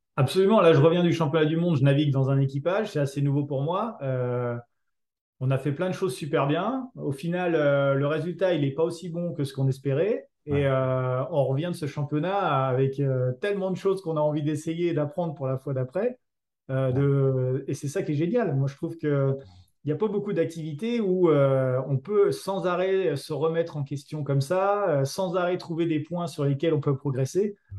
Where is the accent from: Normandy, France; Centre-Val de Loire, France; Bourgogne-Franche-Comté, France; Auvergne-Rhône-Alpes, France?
Bourgogne-Franche-Comté, France; Mâcon; je venais de Mâcon